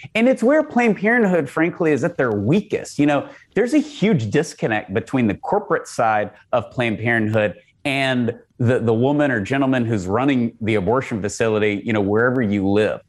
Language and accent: English; Texas, United States; as a Texan